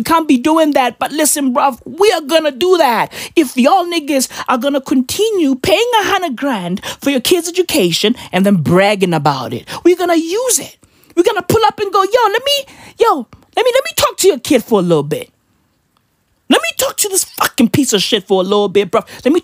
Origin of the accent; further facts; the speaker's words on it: Katlehong, Gauteng, South Africa; also born or lived in Vosloorus; I'm from the East Rand of Johannesburg. I was born and raised in Katlehong. Born and raised in Vosloorus, basically Katoras.